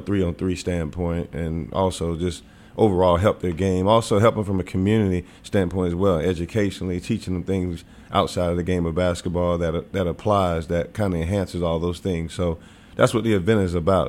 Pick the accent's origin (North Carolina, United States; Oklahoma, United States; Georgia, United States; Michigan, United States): North Carolina, United States; Wilmington; moved away as an adult; also born or lived in Knoxville, Tennessee / Springfield; now in Memphis, United States; I grew up in Wilmington.